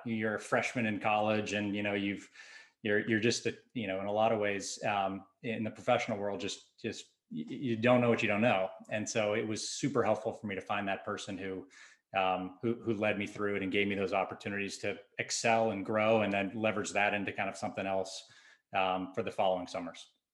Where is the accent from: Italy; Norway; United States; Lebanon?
United States; Southern California; I grew up in Southern California.